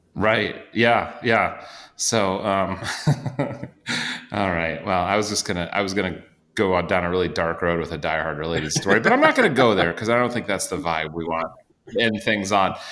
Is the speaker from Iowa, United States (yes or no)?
yes; Iowa, United States; I grew up in Iowa, but my extended family is all kind of from the St. Louis area